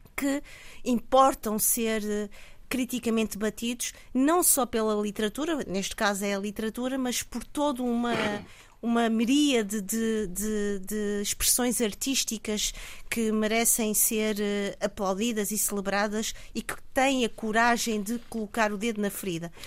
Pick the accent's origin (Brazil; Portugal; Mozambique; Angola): Mozambique; como moçambicana